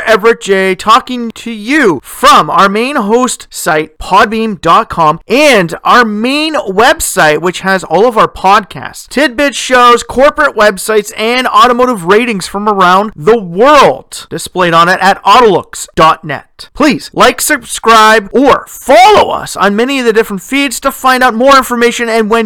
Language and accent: English; Sudbury, Ontario, Canada; in my hometown